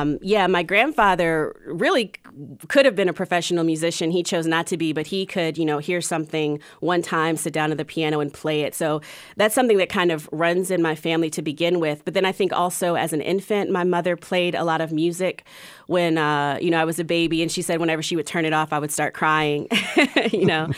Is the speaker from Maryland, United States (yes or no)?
yes; Columbia, Maryland, United States; moved away as an adult; also born or lived in Durham; now in Charlotte, United States; Growing up in Columbia was really interesting.